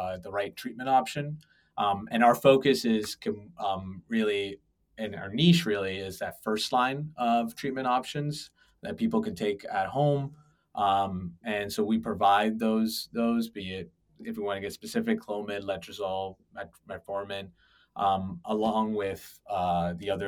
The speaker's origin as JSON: {"language": "English", "town": "Toronto", "region": "Ontario", "country": "Canada", "tie": "born or raised there", "moved": "as an adult", "lives_now": "United States", "said": "I was born and raised in Toronto"}